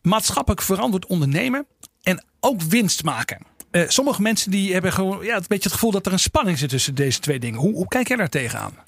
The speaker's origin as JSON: {"language": "Dutch", "country": "Netherlands", "said": "we al gauw als Nederlanders"}